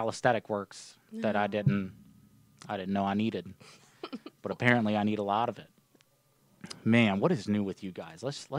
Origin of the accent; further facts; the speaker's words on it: Kentucky, United States; y'all. I'm from Kentucky, as you can tell.